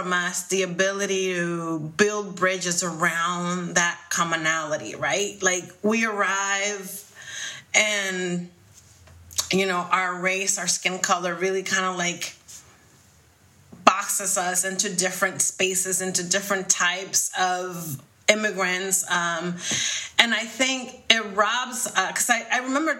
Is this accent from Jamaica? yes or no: no; Dominican Republic; now in United States; my daughter doesn't know like what it was to be growing up in the Dominican Republic